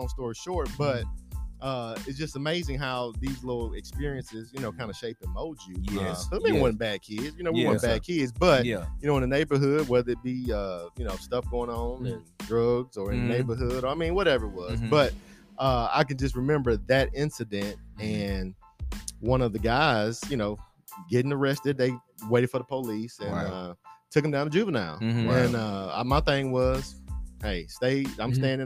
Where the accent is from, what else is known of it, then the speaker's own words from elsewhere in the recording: Nashville, Tennessee, United States; growing up in Bordeaux